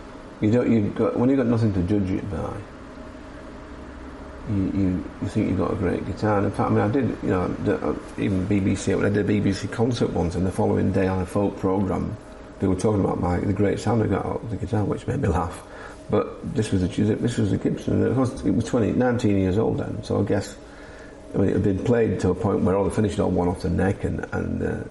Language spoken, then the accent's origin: English; Scarborough, Yorkshire and the Humber, United Kingdom; I grew up in teenage years in Scarborough